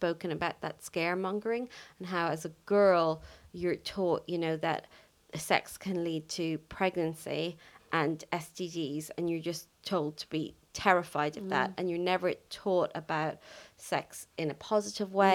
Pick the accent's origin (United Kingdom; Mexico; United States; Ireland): Ireland; Growing up in Ireland, where sex education is quite poor